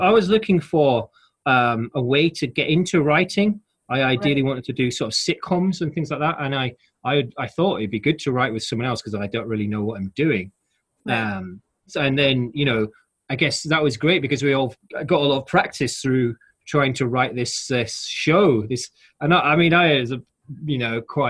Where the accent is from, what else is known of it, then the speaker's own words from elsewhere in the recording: Halifax, Yorkshire and the Humber, United Kingdom; moved away as an adult; now in London, United Kingdom; I grew up in Halifax in West Yorkshire, quite a industrial sort of town in a way